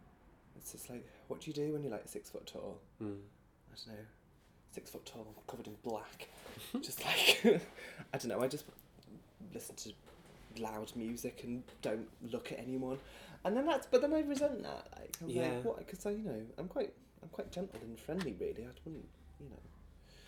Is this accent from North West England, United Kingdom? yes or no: yes; Birkenhead, North West England, United Kingdom; accent: northern; moved away; I was back in Birkenhead at the weekend to see my brother and my family